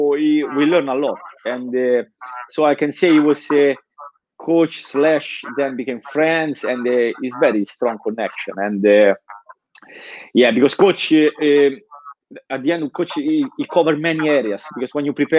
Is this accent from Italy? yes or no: yes; Nettuno, Lazio, Italy; English is a second language; moved away as an adult; now in Denmark; I grew up in a very small town in Italy. It's called Nettuno, and it's just on the coast, south of Rome